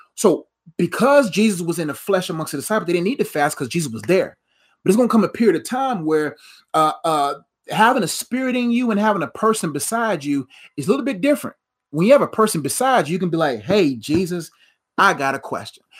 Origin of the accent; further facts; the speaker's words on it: Nigeria; I'm Nigerian